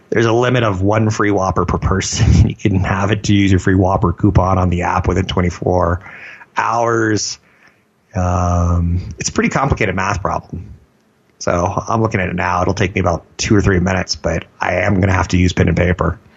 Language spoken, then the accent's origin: English; Germany; maybe in Germany? I'm from Germany.